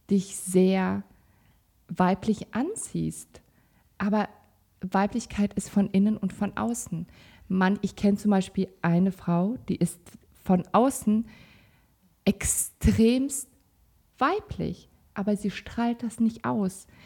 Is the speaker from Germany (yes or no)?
no; Kazakhstan; born there; also ich komme gebürtig aus Kasachstan, da sind halt auch andere Regeln.